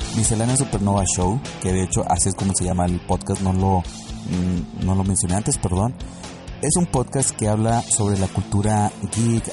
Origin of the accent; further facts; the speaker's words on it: Monterrey, Nuevo León, Mexico; moved away; son mis paisanos. Somos regios